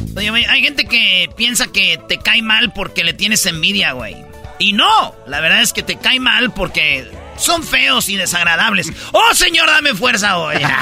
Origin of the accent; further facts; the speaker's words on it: Michoacán, Mexico; yo soy de Michoacán